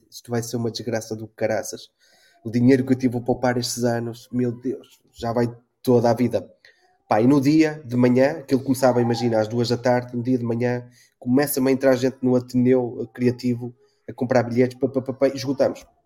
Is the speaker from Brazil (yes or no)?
no; Porto, Norte, Portugal; now in Azores, Portugal; eu tinha o percurso contrário, que eu sou do, do Porto e vim viver para cá.